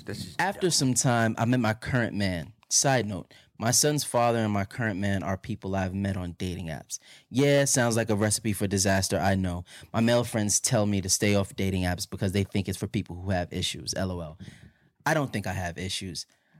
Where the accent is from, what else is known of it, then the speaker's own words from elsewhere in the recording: Los Angeles, California, United States; I'm born and raised in Los Angeles. More specifically, I'm a Valley girl.